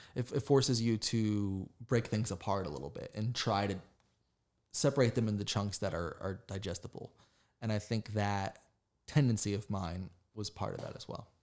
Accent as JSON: {"language": "English", "region": "West Virginia", "country": "United States", "tie": "born or raised there", "moved": "as an adult", "lives_now": "Charlotte, United States", "said": "I grew up in the west, the side of West Virginia, uh, beside Pittsburgh"}